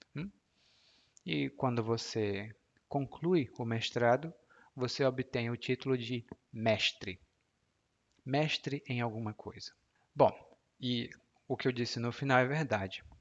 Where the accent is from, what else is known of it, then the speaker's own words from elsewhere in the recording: Maracanaú, Ceará, Brazil; moved away as an adult; also born or lived in Fortaleza; Eu Nasci em Fortaleza, mas cresci em Maracanaú